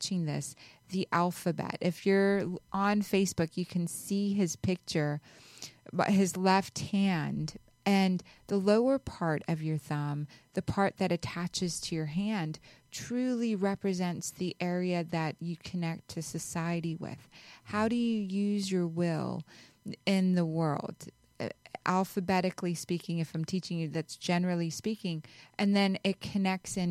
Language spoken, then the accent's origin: English; Pakistan; I was born in Pakistan